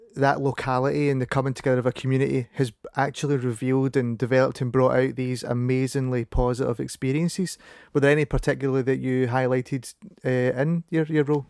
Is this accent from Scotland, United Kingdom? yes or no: yes; Paisley, Scotland, United Kingdom; accent: Scottish; I'm from Paisley.